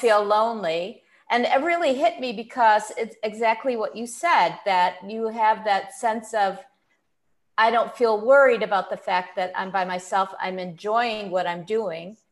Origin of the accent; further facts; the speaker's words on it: Buffalo, New York, United States; I grew up in Buffalo, New York